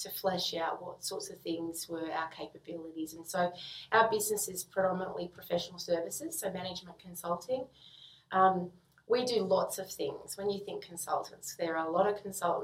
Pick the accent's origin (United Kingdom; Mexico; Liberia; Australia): Australia; Sydney, New South Wales; I grew up in the western suburbs of Sydney